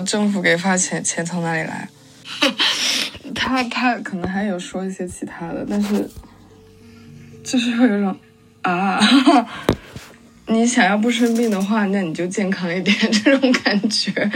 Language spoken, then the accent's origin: Chinese; northern China, China; moved away; also born or lived in Guangzhou / London; 我家在广州，但我是北方人